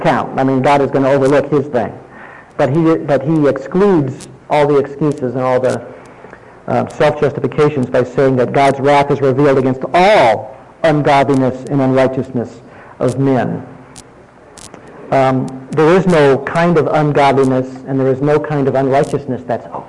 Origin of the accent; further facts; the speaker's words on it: Indiana, United States; when I was young growing up in Indiana